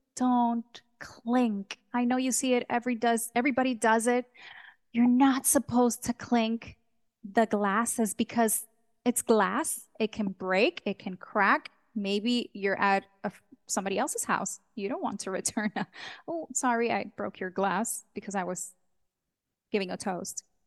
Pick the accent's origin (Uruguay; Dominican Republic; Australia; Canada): Dominican Republic; also born or lived in New York; I was born in New York. This, this child came from the Big Apple, but Dominican parents, a hundred percent Dominican. So when I was a child, we all moved to Dom, the Dominican Republic. I grew up there, went to school, did high school, college.